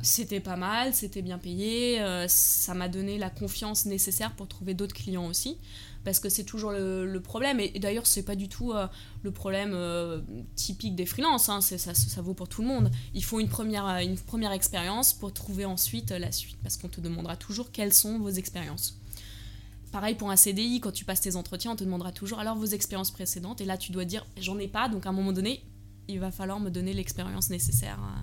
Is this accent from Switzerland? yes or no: no; Germany; moved away as an adult; also born or lived in Paris, France; J'ai grandi en Allemagne. Et euh, à l'âge de 18 ans